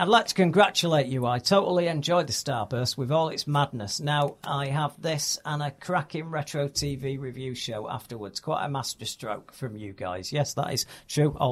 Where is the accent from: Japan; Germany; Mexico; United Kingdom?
United Kingdom; Manchester, North West England; I'm from Manchester. We don't have theatres.